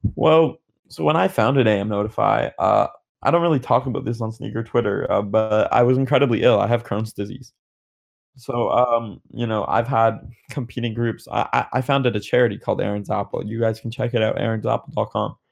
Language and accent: English; Canada; So, I'm Canadian